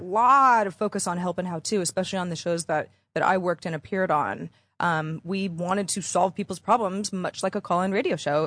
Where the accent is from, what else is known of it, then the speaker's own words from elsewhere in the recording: Bay Area, California, United States; moved away as an adult; also born or lived in Los Angeles; I'm from the Bay Area